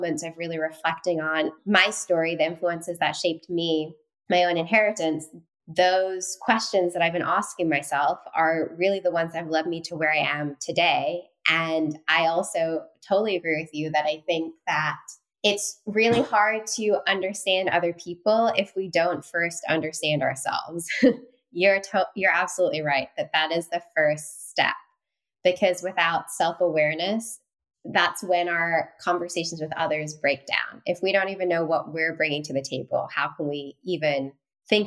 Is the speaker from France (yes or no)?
no; London, United Kingdom; also born or lived in Singapore; now in New York City, United States; But I was raised in Northwest London